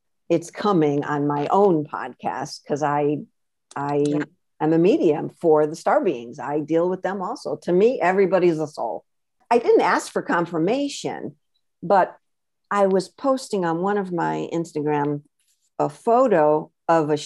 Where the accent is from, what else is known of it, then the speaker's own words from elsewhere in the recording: Connecticut, United States; moved away as an adult; also born or lived in Florida / California / Seattle / Vermont; I was born and raised in Connecticut